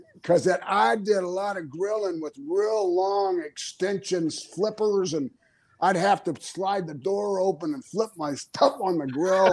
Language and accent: English; Florida, United States; also born or lived in Minnesota; I'm from Florida, man.